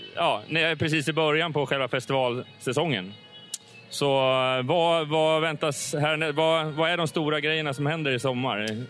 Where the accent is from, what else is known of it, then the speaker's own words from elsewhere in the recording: Hultsfred, Kalmar County, Sweden; moved away; jag kommer ju nere från Hultsfredsområdet från början